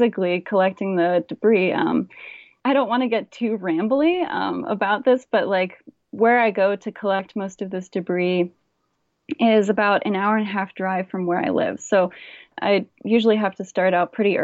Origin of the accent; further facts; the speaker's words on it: Hawaii, United States; I grew up in Hawaii